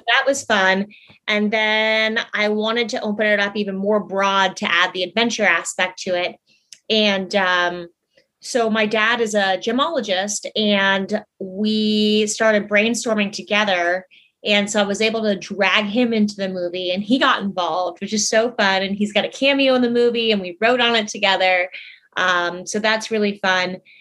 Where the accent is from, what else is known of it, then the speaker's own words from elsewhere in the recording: Tucson, Arizona, United States; now in Los Angeles, United States; I was born, um, I was born in Tucson, Arizona, and then we had a ranch forever